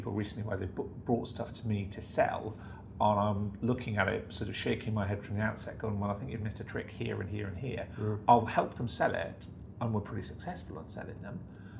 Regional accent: Newcastle, North East England, United Kingdom; I'm from Newcastle.

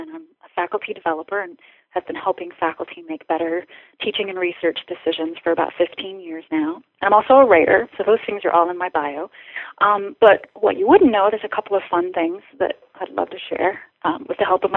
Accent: Ohio, United States; I grew up in Ohio

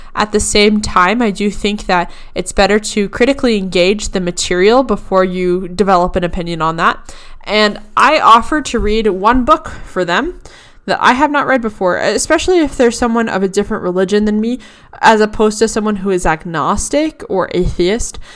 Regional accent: Boston, Massachusetts, United States; I'm from Boston, Massachusetts area

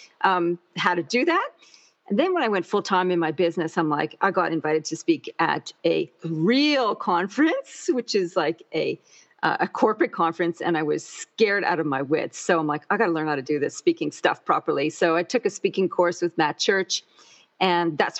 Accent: Canada; moved away as an adult; now in Canberra, Australia; I'm imported from Canada and in 1996. So that's the land of lakes, rivers, and maple syrup

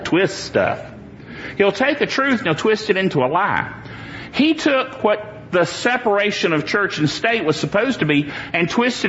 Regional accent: United States; I'm an American. That's my heritage.

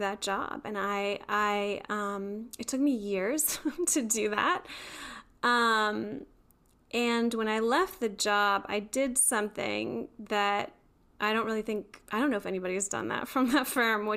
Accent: Beaver Falls, Pennsylvania, United States; now in North Carolina, United States; I grew up in Beaver Falls, which is know it's like a really small town?

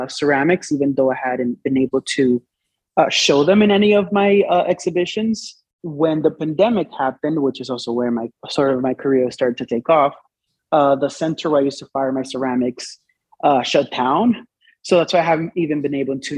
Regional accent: Dominican Republic; moved away; So I was born and raised in the Dominican Republic.

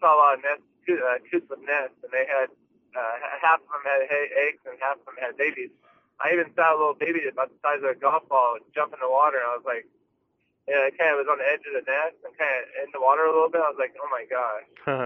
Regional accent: California, United States; Growing up in California

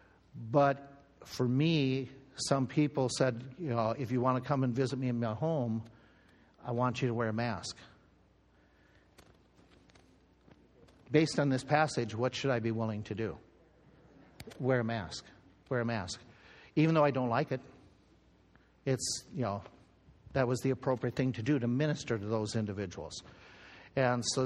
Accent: United States

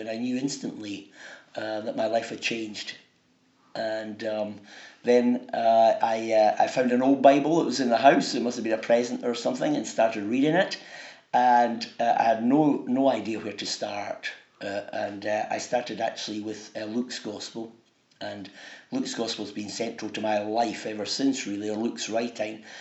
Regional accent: Dunfermline, Scotland, United Kingdom; I come from Dunfermline

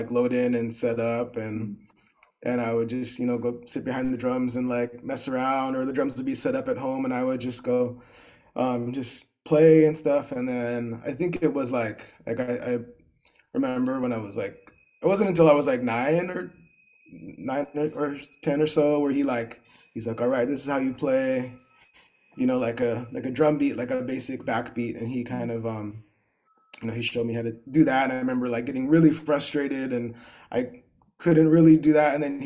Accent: Los Angeles County, Southern California, United States; I'm from Southern California. I'm from not the city of LA, but LA County

